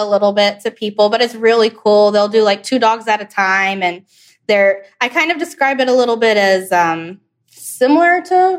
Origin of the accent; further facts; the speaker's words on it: Birmingham, Alabama, United States; also born or lived in Atlanta, Georgia; I was born in Atlanta, Georgia, but grew up mostly in Birmingham, Alabama. That's where most of my family is from.